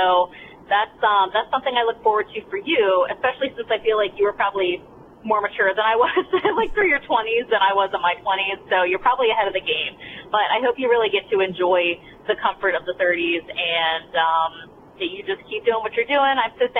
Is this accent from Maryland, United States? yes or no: yes; Maryland, United States; Hi, Allie. … I'm from the Eastern Shore of Maryland